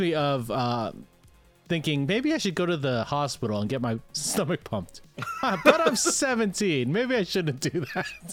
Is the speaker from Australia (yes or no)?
no; Canada; we are Canadian